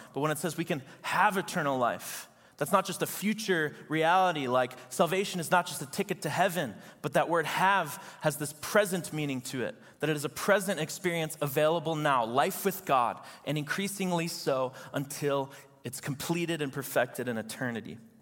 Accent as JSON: {"language": "English", "town": "Chicago", "region": "Illinois", "country": "United States", "said": "I'm from Chicago"}